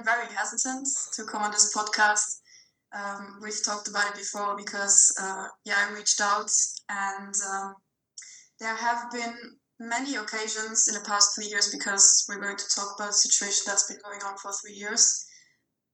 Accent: Luxembourg; moved away as an adult; now in Belgium; I am from Luxembourg, so that is a very small country

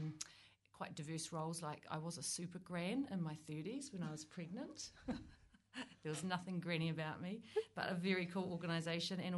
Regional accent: Oamaru, Otago, New Zealand; now in Wellington, New Zealand; I grew up in Oamaru and now live in Wellington.

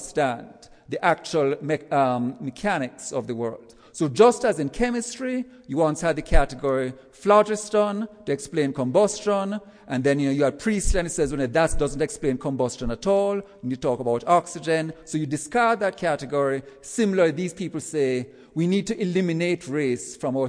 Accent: Jamaica; now in United States; As you can tell from my accent, I'm not from around these parts. Let's say I go back to Jamaica, which is where I'm from

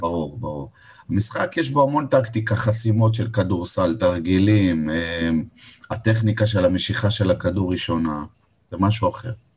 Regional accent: Beersheba, Southern District, Israel; now in Givolim, Israel; אני באר שבעי במקור, גדלתי בבאר שבע, גרתי בעיר עד

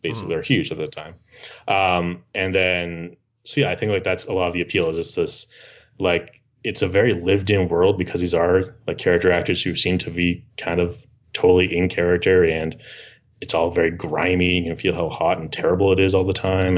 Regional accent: Massachusetts, United States; moved away; I'm originally from Massachusetts

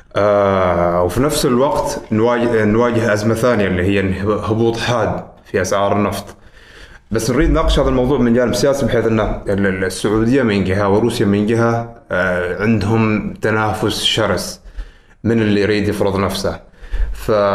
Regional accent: Oman; نحن كعمانيين

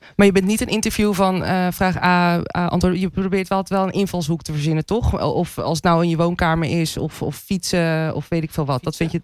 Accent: Andijk, North Holland, Netherlands; Ik kom uit een klein dorp, 4000 in, nou, 5000 inwoners

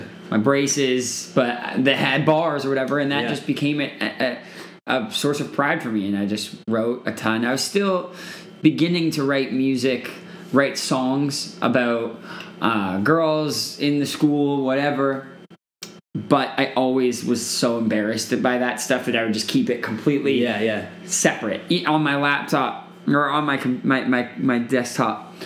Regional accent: Toronto, Ontario, Canada; now in Los Angeles, United States; growing up in Toronto

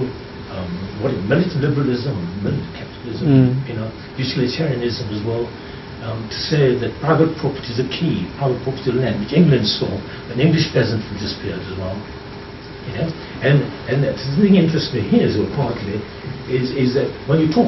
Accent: Kenya; I was born in Kenya

